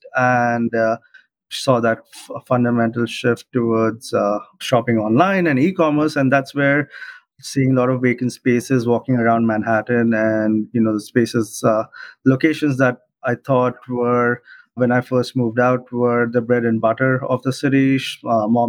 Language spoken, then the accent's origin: English; Mumbai, Maharashtra, India; moved away as an adult; also born or lived in Illinois, United States; now in New York, United States; I'm originally from Mumbai, India, born and raised, but been here in the US for the last 12 years